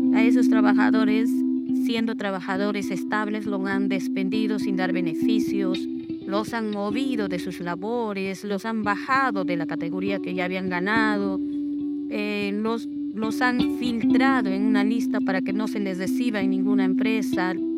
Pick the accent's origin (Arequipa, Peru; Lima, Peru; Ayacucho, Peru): Ayacucho, Peru; moved away as an adult; now in Ica, Peru; soy natural de Ayacucho